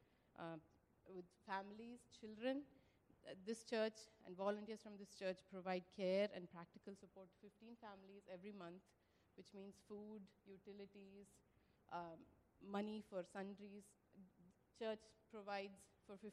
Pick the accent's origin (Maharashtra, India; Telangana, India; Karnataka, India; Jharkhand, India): Karnataka, India; moved away; We're from India, from the southern state of Karnataka